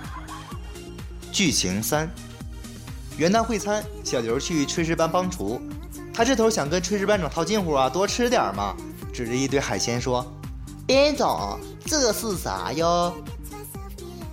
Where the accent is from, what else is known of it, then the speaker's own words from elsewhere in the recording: Heilongjiang, China; 我老家黑龙江